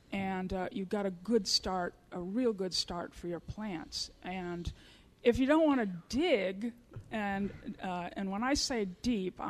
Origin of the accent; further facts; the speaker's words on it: Florida, United States; moved away; also born or lived in Missouri / Iowa; I grew up in Florida in Zone 10.